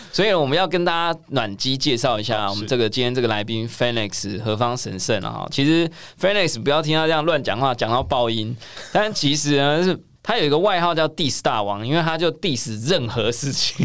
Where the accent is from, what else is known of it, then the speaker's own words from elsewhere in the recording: Taiwan; 我们台湾小民们